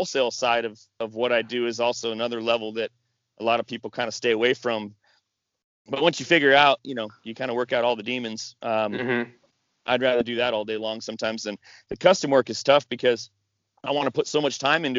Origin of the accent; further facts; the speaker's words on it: Washington, United States; moved away; I grew up in Washington and family in Alaska